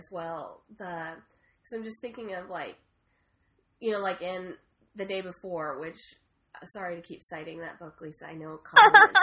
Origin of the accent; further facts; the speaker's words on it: Oregon, United States; when I was 16 and growing up in Oregon